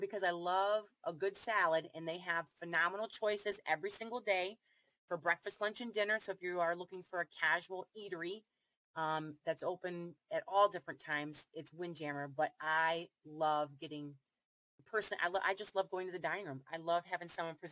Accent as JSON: {"language": "English", "region": "Ohio", "country": "United States", "said": "I'm from Ohio"}